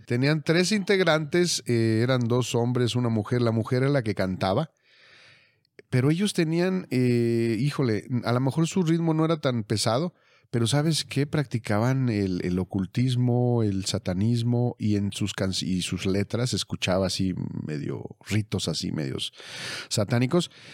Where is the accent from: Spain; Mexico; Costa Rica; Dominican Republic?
Mexico; somos de México